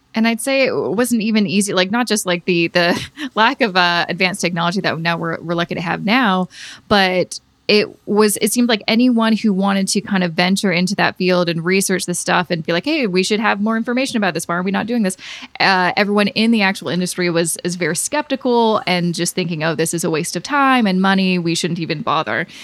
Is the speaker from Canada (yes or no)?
yes; Canada; As a Canadian